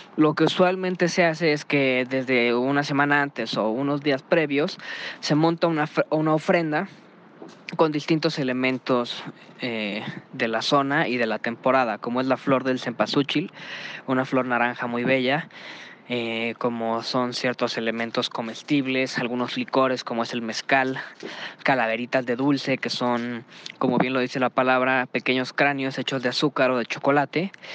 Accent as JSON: {"language": "Spanish", "country": "Mexico", "said": "tenemos nosotros como mexicanos"}